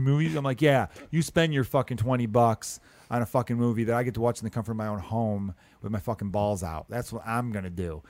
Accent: United States; I'm an American

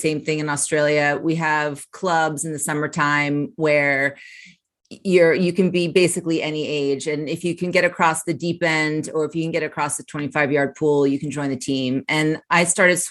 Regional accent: Connecticut, United States; moved away; also born or lived in North Carolina; I'm from Connecticut. So I swam for club teams in Connecticut

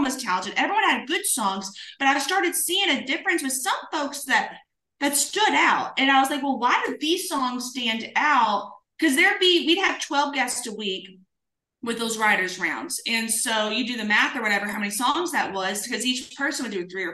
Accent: Springfield, Kentucky, United States; moved away as an adult; now in Nashville, United States; I grew up in a small town in Kentucky. It's called Springfield, Kentucky, right outside of Bardstown

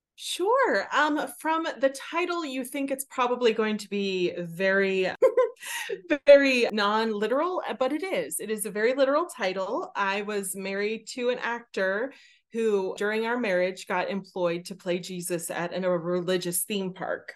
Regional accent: Pittsburgh, Pennsylvania, United States; I am from Pittsburgh

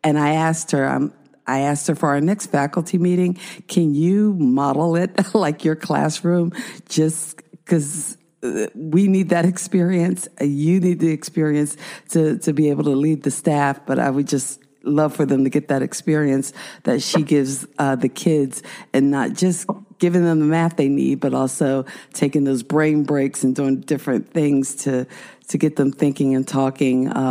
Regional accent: New Jersey, United States; I was raised in South Jersey

